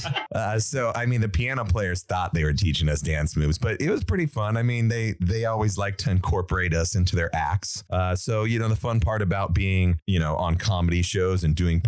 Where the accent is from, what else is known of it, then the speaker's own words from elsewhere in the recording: Reno, Nevada, United States; We're from Reno, Nevada